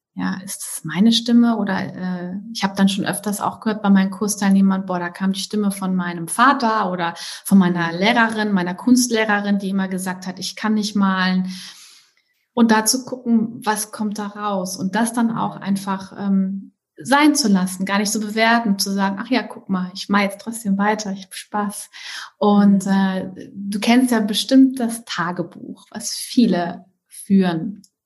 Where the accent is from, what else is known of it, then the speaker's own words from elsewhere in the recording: Trier, Rhineland-Palatinate, Germany; also born or lived in Hamburg / Southern France; now in France; ich komme eigentlich ähm, aus Trier, südwestlich von, von also es ist ein, ne, neben Luxemburg. Ähm, bin da nach Hamburg gezogen